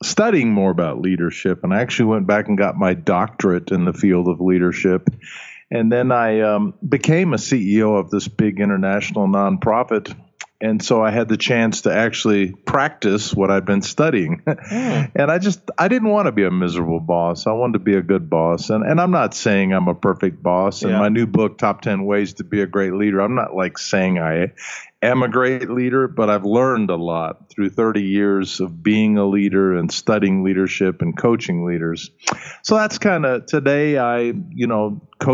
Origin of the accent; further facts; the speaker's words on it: Alabama, United States; first language German; English is a second language; moved away; also born or lived in Vienna; Grew up in Alabama in the United States